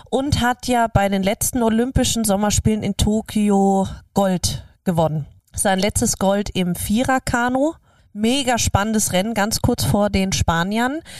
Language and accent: German; Austria; dass wir auch als österreichisches Hotel oder generell als Österreicher ihm auch so eine Plattform bieten